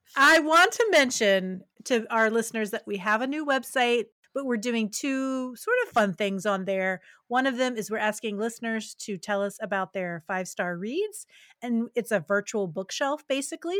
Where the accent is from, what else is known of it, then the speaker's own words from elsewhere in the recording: West Virginia, United States; moved away; also born or lived in rural Kentucky; I'm from West Virginia originally